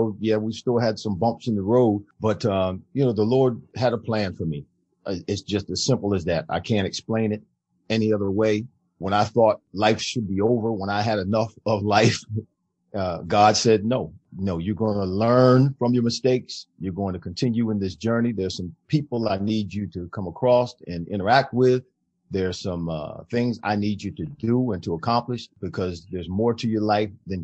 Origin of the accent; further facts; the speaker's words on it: New Jersey, United States; moved away as an adult; also born or lived in Florida; back home where I'm from